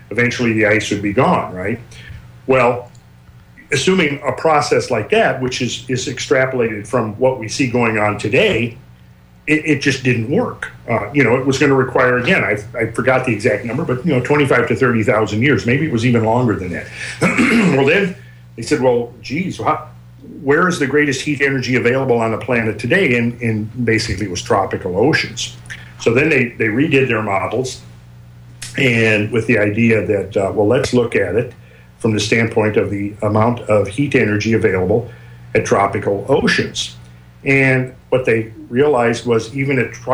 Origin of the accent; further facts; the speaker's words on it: Minnesota, United States; now in Georgia, United States; I'm from Minnesota, so I remember well shoveling my driveway as a kid growing up. And I think that's one reason I'm in Georgia at the moment